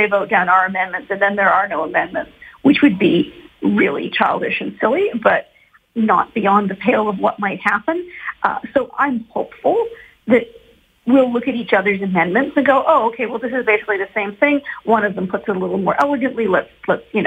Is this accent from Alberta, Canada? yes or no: yes; Edmonton, Alberta, Canada; I'm from Edmonton